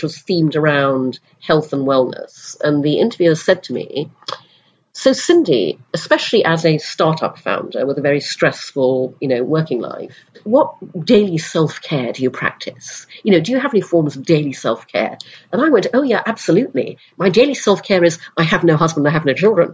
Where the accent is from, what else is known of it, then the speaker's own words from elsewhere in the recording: Brunei; moved away; also born or lived in United Kingdom; When I was six, we moved to Brunei in Borneo. So I grew up in Asia